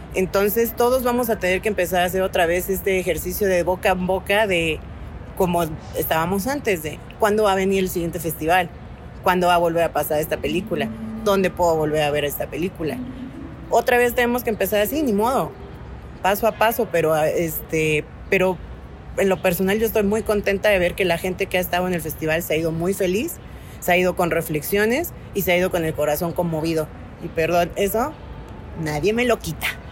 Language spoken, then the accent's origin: Spanish; Oaxaca, Mexico; now in Mexico City, Mexico; Yo, que soy de Oaxaca